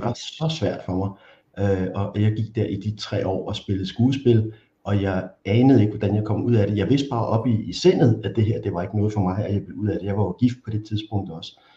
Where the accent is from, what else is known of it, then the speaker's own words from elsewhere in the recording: Copenhagen, Capital Region of Denmark, Denmark; Og så er jeg vokset op i Valby, lidt uden for København